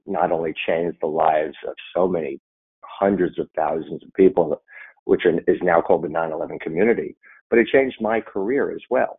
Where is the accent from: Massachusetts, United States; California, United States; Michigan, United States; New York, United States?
New York, United States; Scarsdale; I grew up on the mean streets of Scarsdale, New York, up in Westchester County